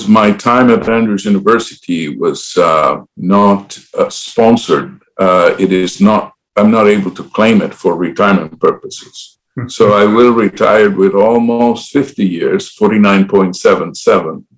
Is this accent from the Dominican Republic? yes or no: yes; Dominican Republic; moved away as an adult; also born or lived in Puerto Rico; now in United States; I was born and raised in the Dominican Republic